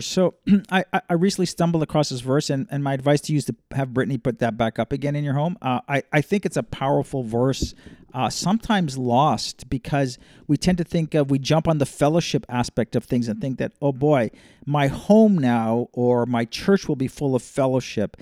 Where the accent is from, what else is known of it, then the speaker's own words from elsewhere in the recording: Toronto, Ontario, Canada; moved away; grew up in a big city, though, so growing up in Toronto is a very much a urban, uh, cosmopolitan, global type city